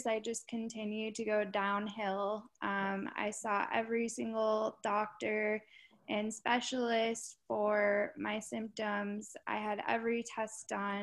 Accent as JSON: {"language": "English", "region": "Minnesota", "country": "United States", "tie": "born or raised there", "said": "I was born in Minnesota"}